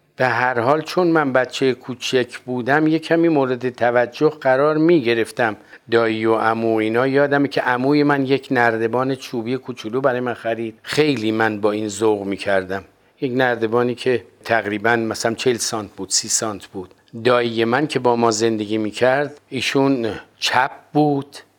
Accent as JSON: {"language": "Persian", "town": "Tehran", "region": "Tehran Province", "country": "Iran", "tie": "born or raised there", "said": "در محله عباسی تهران به دنیا آمدم تا حدود چهار پنج سالگی شاید کمتر من در اون محله زندگی میکردم"}